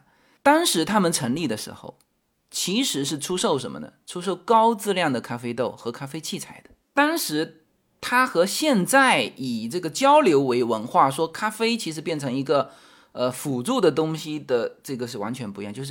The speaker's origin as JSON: {"language": "Chinese", "country": "China", "moved": "yes", "said": "因为我从中国移民过来嘛，所以我其实对于中国的文化接触的是更多的。"}